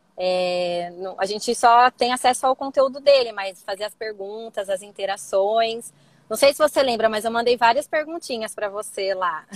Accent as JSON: {"language": "Portuguese", "town": "Campinas", "region": "São Paulo", "country": "Brazil", "said": "Eu sou aqui de Campinas, é, tá. estado de São Paulo."}